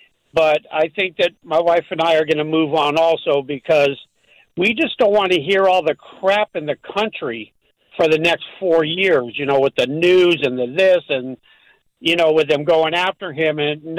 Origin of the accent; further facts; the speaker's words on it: West Palm Beach, Florida, United States; Listen, I'm from West Palm Beach.